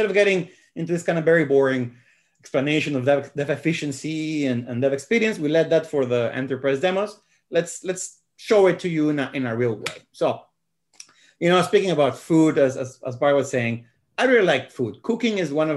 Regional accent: Guadalajara, Jalisco, Mexico; I'm from Mexico. I was born in Guadalajara

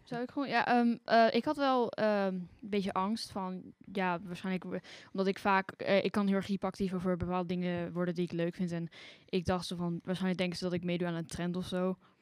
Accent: Arnhem, Gelderland, Netherlands; ik kom uit Arnhem

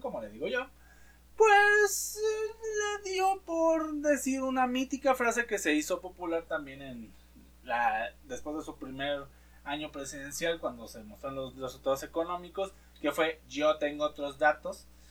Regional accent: Mexico; nosotros como mexicanos

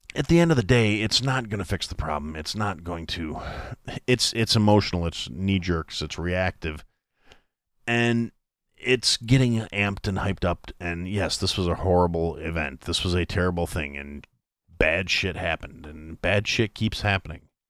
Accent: United States

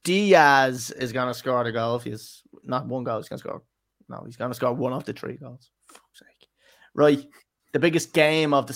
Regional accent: Ireland; We're Irish

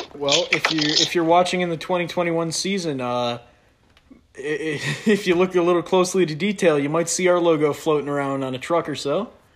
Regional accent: New York, United States; I'm from New York

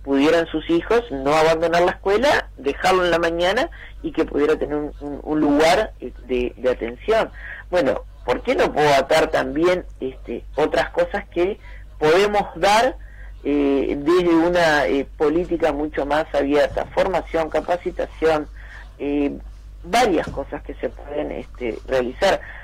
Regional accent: Soca y Rivera, Montevideo, Uruguay; Yo me mudé a los 5 o 6 años a Soque Rivera, muy cerquita del Club Atlético Tabaré, y bueno, eh, crecí

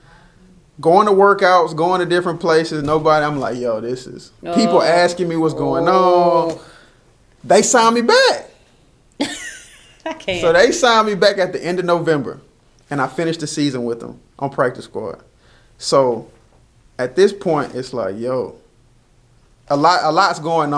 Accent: Texas, United States; growing up in Texas

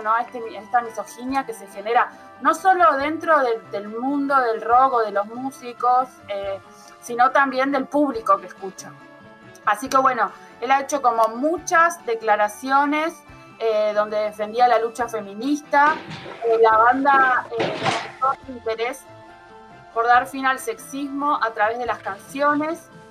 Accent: Argentina; como los argentinos

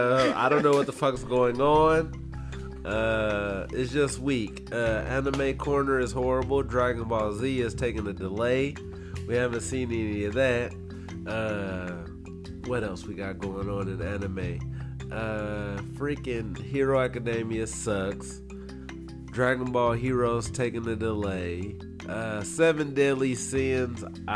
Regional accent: United States; I'm an American.

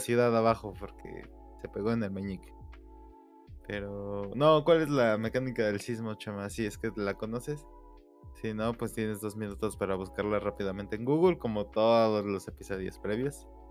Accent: Mexico; como mexicanos

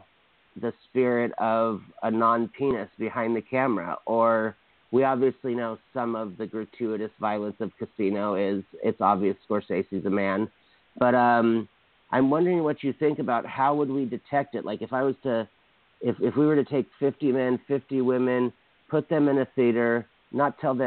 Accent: Hawaii, United States; I grew up in Hawaii

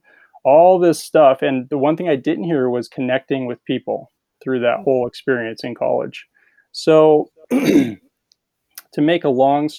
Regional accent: California, United States; I grew up in California, and so I was a surfer and beach volleyball player

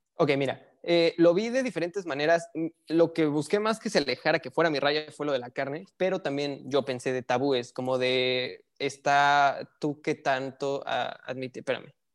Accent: Mexico City, Mexico; now in northern Mexico; yo soy de la Ciudad de México

